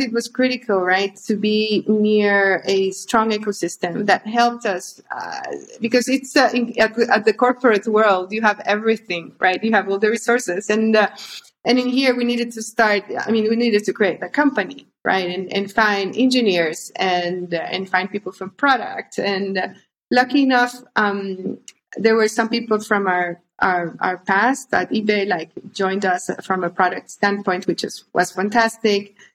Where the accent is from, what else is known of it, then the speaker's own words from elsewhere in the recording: Honduras; moved away as an adult; also born or lived in London / Spain; I'm originally from Honduras. I grew up in Honduras. I I left uh, when I was on, on my early twenties